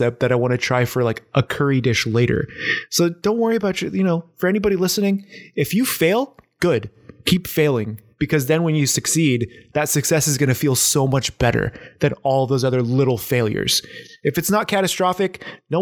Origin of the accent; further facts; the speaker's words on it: San Diego, California, United States; now in Portland, United States; I grew up in San Diego